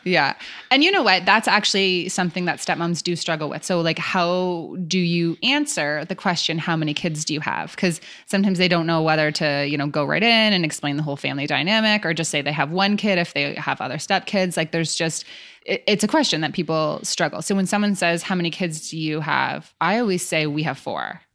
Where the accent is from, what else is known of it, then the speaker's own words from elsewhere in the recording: Canada; So we're from Canada